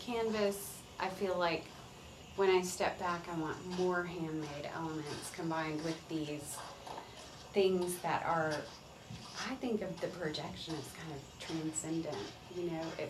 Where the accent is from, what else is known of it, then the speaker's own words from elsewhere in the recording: Conyers, Georgia, United States; a manufacturing plant in Conyers, and it was just a small cow town, you know, probably felt very rural when I was growing up. And like I grew up on Highway 138.